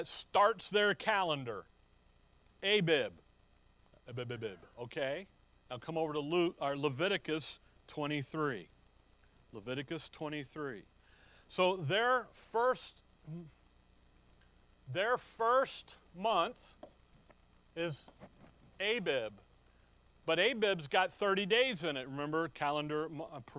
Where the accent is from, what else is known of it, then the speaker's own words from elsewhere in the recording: Chicago, Illinois, United States; where I'm from, and when I was growing up in Chicago